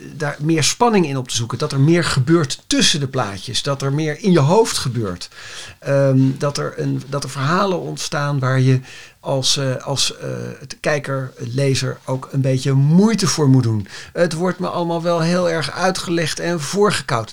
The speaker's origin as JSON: {"language": "Dutch", "country": "Netherlands", "said": "wij als Nederlanders"}